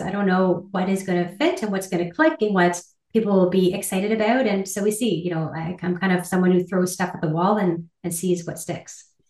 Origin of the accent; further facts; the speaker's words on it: Ottawa, Ontario, Canada; I grew up in Ottawa, and I am one of four children